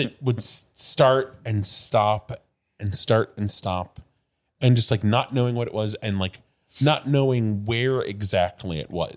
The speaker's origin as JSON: {"language": "English", "region": "Midwest", "country": "United States", "tie": "born or raised there", "moved": "yes", "said": "I grew up in the Midwest"}